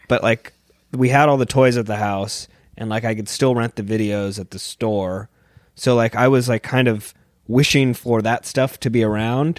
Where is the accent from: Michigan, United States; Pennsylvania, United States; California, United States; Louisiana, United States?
California, United States; San Diego; moved away; I'm from San Diego, and it's kind of a skate and surf culture